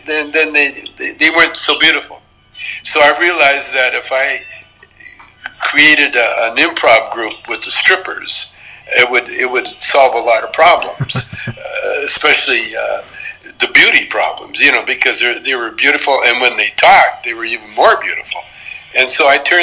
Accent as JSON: {"language": "English", "country": "Canada", "moved": "as an adult", "said": "as a Canadian, working in the United States"}